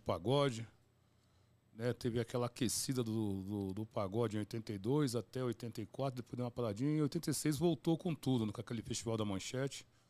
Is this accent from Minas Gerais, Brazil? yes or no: no; São Paulo, Brazil; also born or lived in Coab; Eu morava, nasci no bairro do Limão, lá na Zona Norte